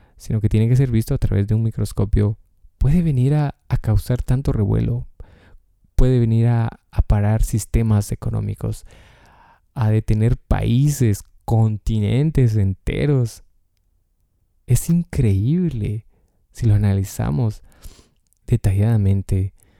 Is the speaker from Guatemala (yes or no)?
yes; Guatemala; o al menos de donde yo soy, de Guatemala